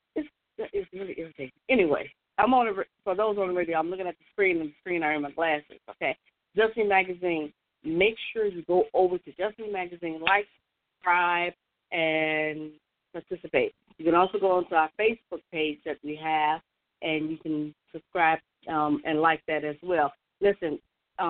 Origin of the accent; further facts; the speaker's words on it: Chicago, Illinois, United States; I'm from Chicago.